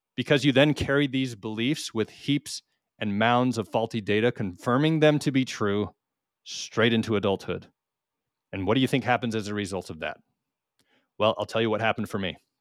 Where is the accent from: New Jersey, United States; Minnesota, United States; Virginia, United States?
Minnesota, United States; now in Missouri, United States; although we are from Minnesota, we are currently living on our homestead in the Ozark Mountains in south central Missouri